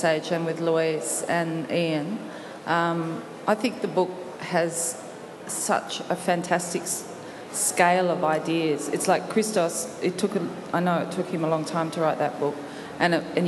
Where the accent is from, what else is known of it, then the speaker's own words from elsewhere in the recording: Scotland, United Kingdom; I'm Scottish